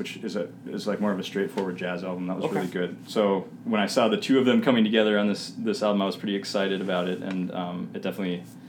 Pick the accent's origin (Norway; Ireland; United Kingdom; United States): United States; Minnesota; I grew up here.